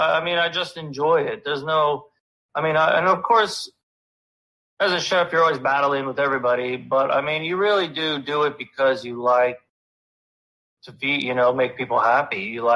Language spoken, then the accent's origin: English; Pennsylvania, United States; Northeastern Pennsylvania.